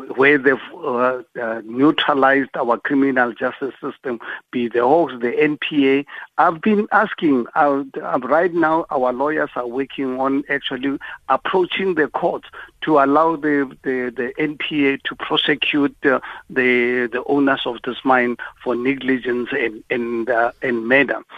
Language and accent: English; South Africa; as a South African